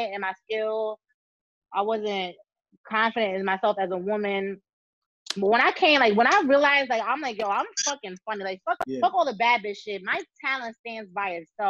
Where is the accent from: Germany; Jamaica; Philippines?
Jamaica; moved away; where I grew up in Jamaica